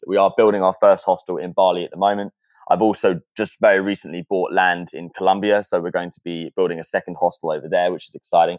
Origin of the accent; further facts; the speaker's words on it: near Brighton, South East England, United Kingdom; moved away; I grew up in a very, very small, very, very boring town in the south of England, which is luckily just outside of Brighton.